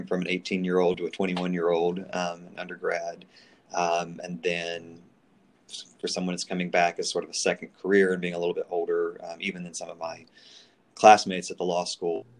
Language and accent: English; State Road, North Carolina, United States; I'm originally from State Road, North Carolina, up toward the mountains. I've lived in North Carolina my whole life.